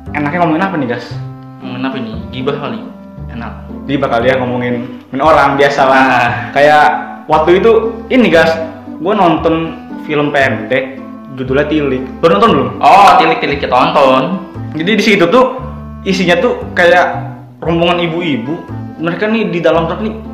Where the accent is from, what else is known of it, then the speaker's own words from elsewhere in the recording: Tangerang, Banten, Indonesia; kan waktu zaman gue SMA cari sekolah nih hmm. kan emang di daerah gue itu kan Tangerang kabupaten sama kota tuh beda nih